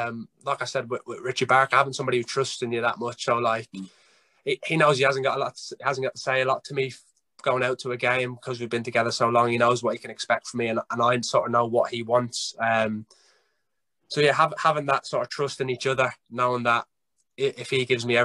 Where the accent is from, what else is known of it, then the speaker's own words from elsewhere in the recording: Ireland; now in England; I'm Irish, but I have to put on my English accent